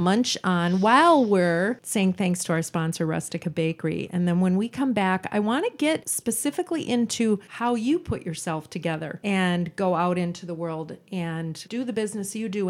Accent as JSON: {"language": "English", "town": "Roseville", "region": "Minnesota", "country": "United States", "tie": "born or raised there", "said": "We're both from Roseville"}